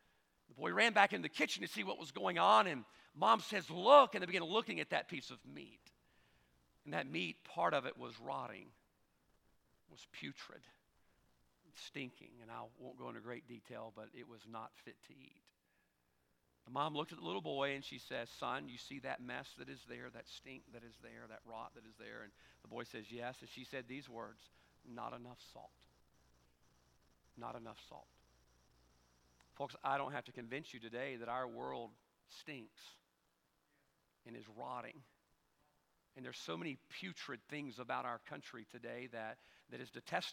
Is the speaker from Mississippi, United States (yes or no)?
yes; South Mississippi, United States; We're different in our own way here in South Mississippi as well